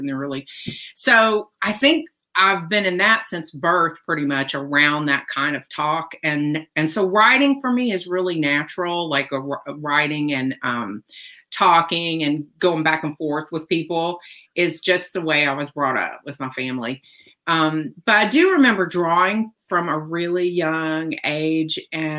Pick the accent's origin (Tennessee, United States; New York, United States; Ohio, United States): Tennessee, United States; And so I grew up in that kind of, I'm from Tennessee. You can probably tell by listening to me, and all my family's from Mississippi